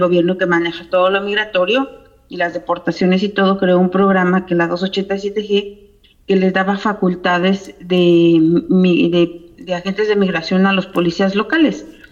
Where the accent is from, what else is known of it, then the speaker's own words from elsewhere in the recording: Cuernavaca, Morelos, Mexico; moved away as an adult; now in Georgia, United States; soy originaria de Cuernavaca, Morelos, y tengo ya viviendo en Estados Unidos 22 años